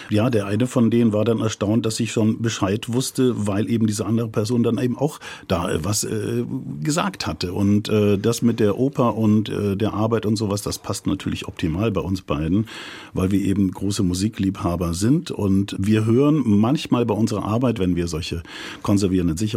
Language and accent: German; South Germany, Germany; also wir sind aus Süddeutschland